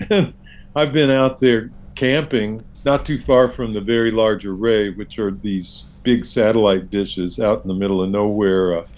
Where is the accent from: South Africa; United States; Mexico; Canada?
United States; the South; being a Southerner, you may